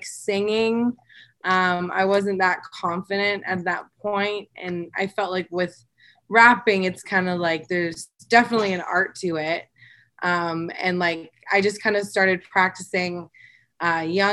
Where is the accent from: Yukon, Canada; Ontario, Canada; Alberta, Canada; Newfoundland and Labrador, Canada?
Ontario, Canada; Collingwood; now in Toronto, Canada; I'm from Collingwood